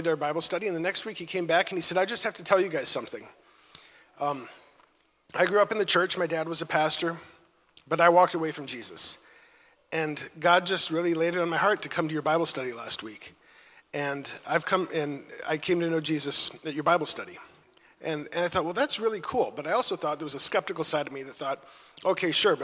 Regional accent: Minnesota, United States; moved away as an adult; also born or lived in Chicago; I'm from Minnesota

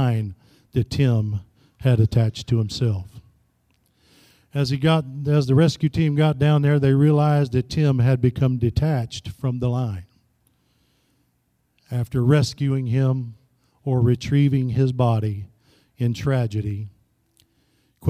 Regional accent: Florida, United States; also born or lived in Tennessee; now in Kansas City, United States; Back home, I'm originally from Florida.

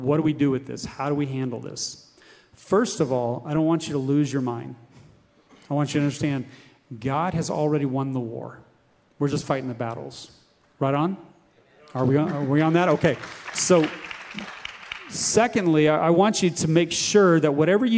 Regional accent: United States; As Americans, we're raised with this individualism

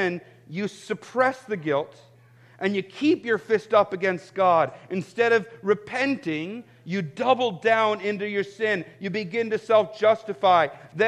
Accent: United States; I'm actually proud to be an American

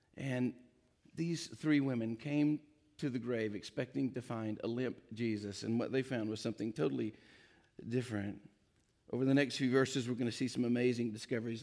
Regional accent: East Tennessee, United States; I'm from East Tennessee, got a little south in me

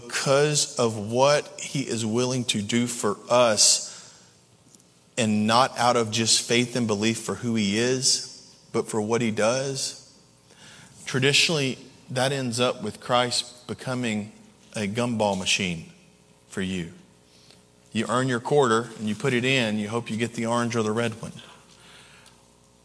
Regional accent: Camden and Waverly, West Tennessee, United States; moved away; my original hometown was in West Tennessee. It was in Camden and Waverly, Tennessee

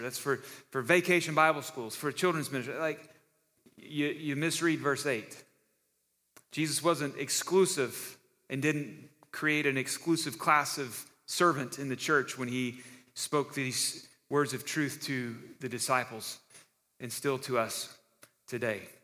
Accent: Texas, United States; moved away; now that I'm a Texan again

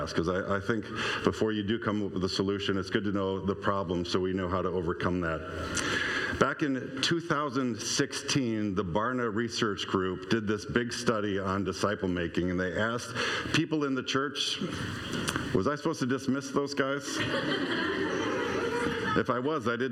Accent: Stoughton, Wisconsin, United States; moved away as an adult; I grew up in Lakeview in Stoughton, and even when I went into my 20s and moved away

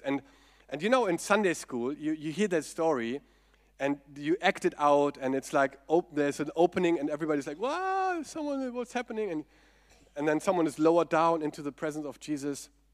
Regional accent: Germany; accent: German; English is a second language

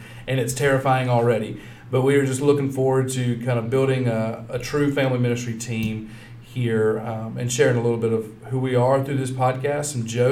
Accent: Louisiana, United States; moved away as an adult; now in Rome, United States; I come from Louisiana

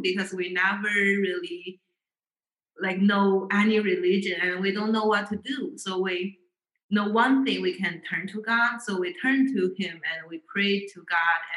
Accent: China; moved away as an adult; now in State College, United States; Growing up in China

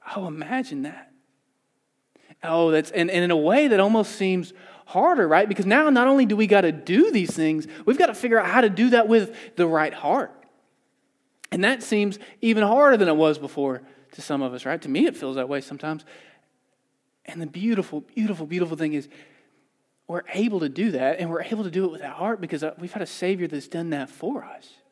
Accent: the South, United States; moved away as an adult; I grew up in the South. I moved out here three years ago.

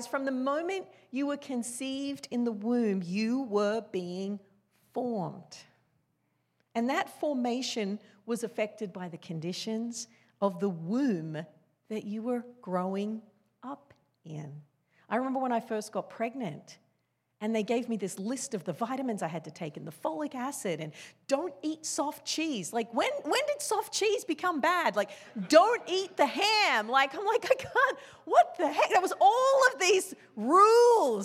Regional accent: Australia; I grew up in Australia. That's where I was born

